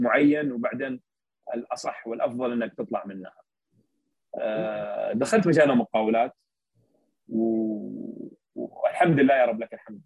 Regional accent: Saudi Arabia; عندنا بالسعودية

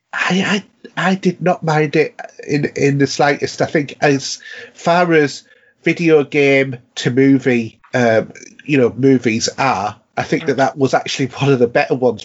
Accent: Yorkshire and the Humber, United Kingdom; we have a saying in North Yorkshire that, you know, as a Yorkshireman

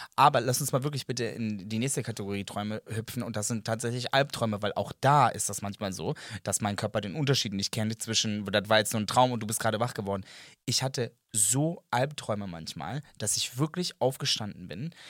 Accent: Serbia; German is a second language; ich bin Serbe. Ähm, das ist nicht meine erste Sprache

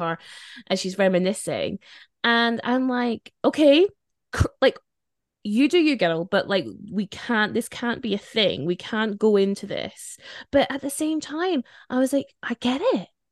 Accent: Spain; moved away; I grew up in Spain

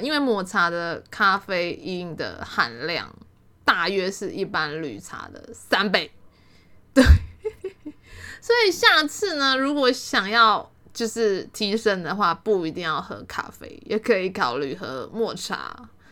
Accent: Taiwan; 我们都台湾人

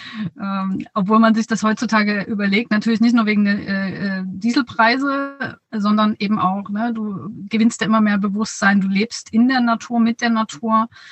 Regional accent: near Dresden, Saxony, Germany; in der Nähe von Dresden, da wo ich herkomme

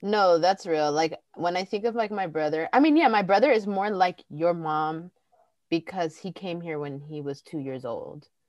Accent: Pasadena, California, United States; I grew up in Pasadena, and in that part of like Los Angeles

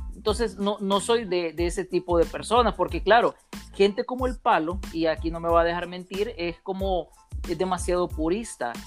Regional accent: El Salvador; somos del Salvador

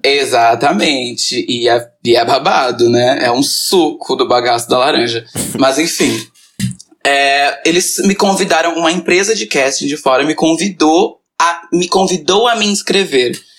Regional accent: Brazil; eu sou brasileira

